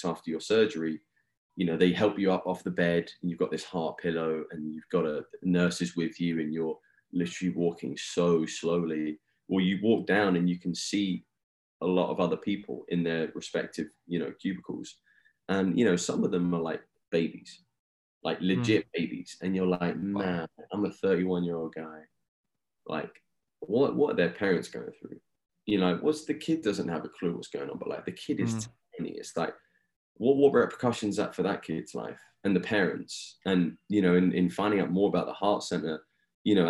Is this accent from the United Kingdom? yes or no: yes; Eastbourne, South East England, United Kingdom; moved away as an adult; now in United States; my hometown of Eastbourne, England